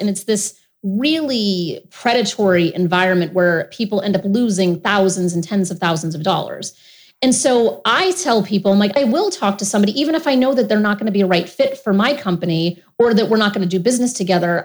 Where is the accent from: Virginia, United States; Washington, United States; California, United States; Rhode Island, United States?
Rhode Island, United States; I grew up in Rhode Island, and I come from a pretty dysfunctional family